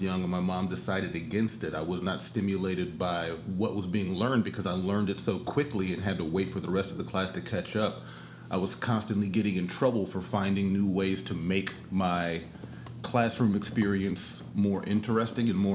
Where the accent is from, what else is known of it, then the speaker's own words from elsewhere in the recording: San Antonio, Texas, United States; I grew up in San Antonio in the early 90s, and it was rough down there too.